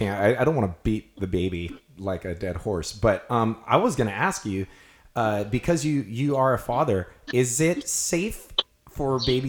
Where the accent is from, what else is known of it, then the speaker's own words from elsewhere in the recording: Kona, Hawaii, United States; Growing up in Kona